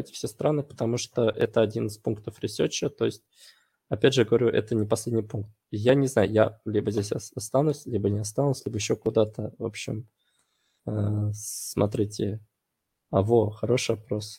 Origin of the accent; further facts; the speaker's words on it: Russia; moved away as an adult; also born or lived in Voronezh / Saint Petersburg; я из России